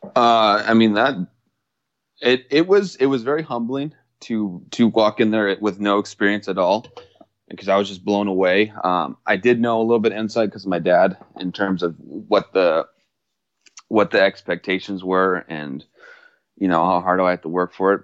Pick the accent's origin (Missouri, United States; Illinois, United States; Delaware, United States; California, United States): California, United States; Mission Viejo; I was, uh, born and raised in California, Mission Viejo